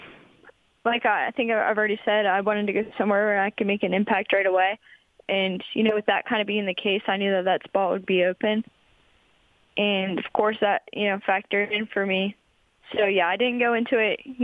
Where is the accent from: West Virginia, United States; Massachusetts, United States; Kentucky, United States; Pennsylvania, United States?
West Virginia, United States; being able to kind of represent my home state